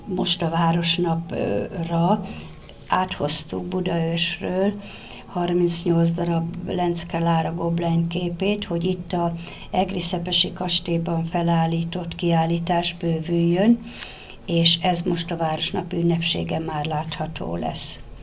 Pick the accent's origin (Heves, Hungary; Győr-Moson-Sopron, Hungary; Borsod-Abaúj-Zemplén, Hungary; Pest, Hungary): Borsod-Abaúj-Zemplén, Hungary; Nyékládháza; Én így születtem Nyéklátházán, Ebben a templomban kereszteltek meg, itt voltam, így gyakorlom mai napig is a hitemet